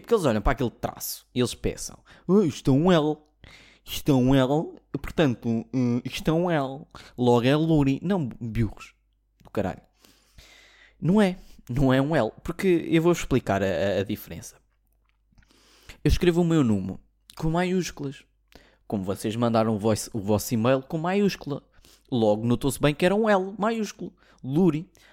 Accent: Portugal; sou português

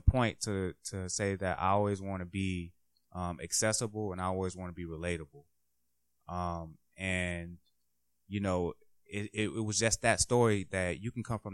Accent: Jacksonville, Florida, United States; now in Washington, D.C., United States; I'm from Jacksonville

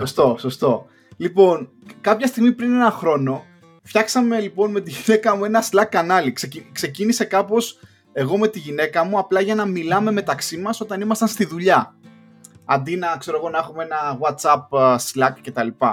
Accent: Greece; moved away as an adult; also born or lived in Luxembourg; now in London, United Kingdom; εμεί οι Έλληνε

